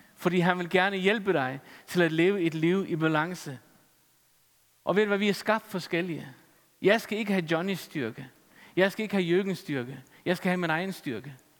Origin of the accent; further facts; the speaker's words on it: Faroe Islands; Jeg er færing.